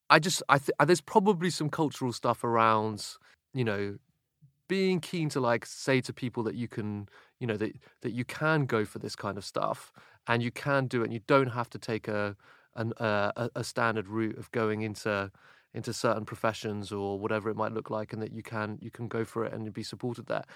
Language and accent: English; United Kingdom; for me as British